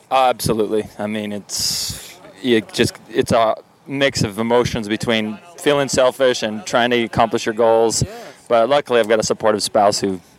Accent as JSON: {"language": "English", "country": "Germany", "second_language": "English", "said": "Oh, where, where I'm from Germany."}